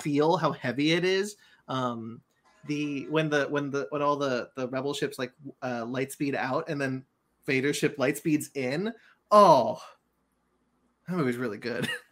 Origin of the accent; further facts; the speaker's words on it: Monterey, California, United States; moved away; I've been up in, in my hometown, Monterey, where, um, where my, my, my father is